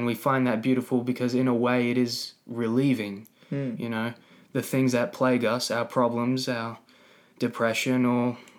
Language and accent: English; Australia; we're Australian. We've been to the beach hundreds of times, right?